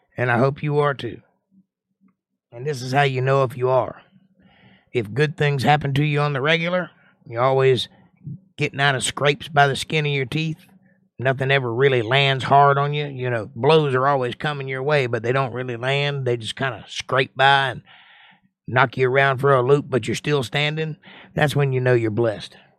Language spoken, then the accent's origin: English; United States; I'm an American